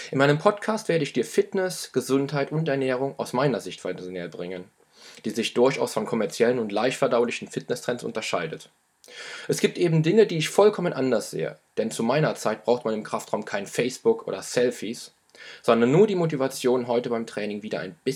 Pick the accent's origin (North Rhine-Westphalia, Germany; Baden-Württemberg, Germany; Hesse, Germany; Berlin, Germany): North Rhine-Westphalia, Germany; Düren; born there; Geboren wurde ich 1978 in Düren, in der Nähe von Köln.